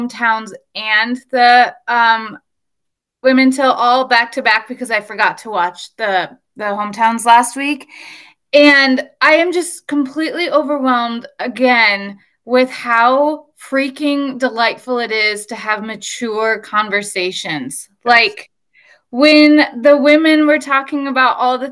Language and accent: English; Nevada, Iowa, United States; born or raised there